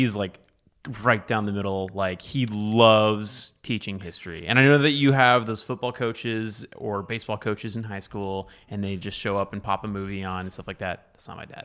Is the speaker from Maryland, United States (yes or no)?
no; Dallas, Texas, United States; also born or lived in Austin; I was raised in Dallas